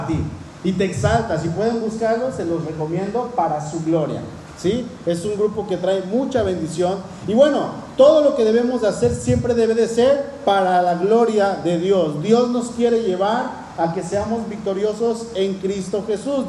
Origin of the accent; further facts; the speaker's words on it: Cuernavaca, Morelos, Mexico; allá en el pueblo donde crecí, en Cuernavaca